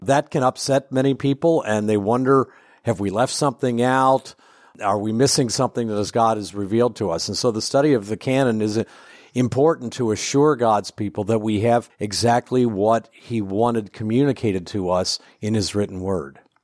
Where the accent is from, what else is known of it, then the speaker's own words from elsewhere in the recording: Ohio, United States; also born or lived in Indiana / Kentucky / Illinois / Michigan; now in Chicago, United States; I grew up in Ohio, so I'm kind of a Midwest boy in the eastern end of the Midwest.